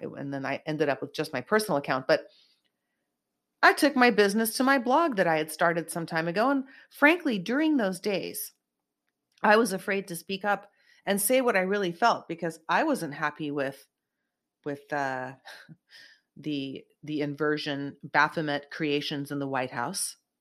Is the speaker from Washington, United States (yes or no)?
no; Silicon Valley, South Bay, California, United States; I grew up in Silicon Valley area, South Bay, in California